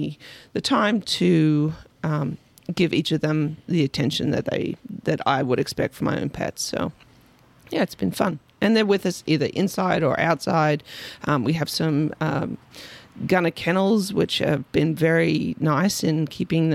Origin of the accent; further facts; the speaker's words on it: Australia; moved away; I'm from Australia